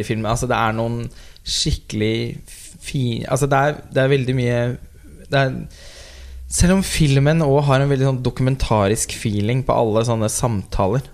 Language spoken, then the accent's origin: Norwegian; Norway; vi som nordmenn så føler jo vi oss litt sånn samlet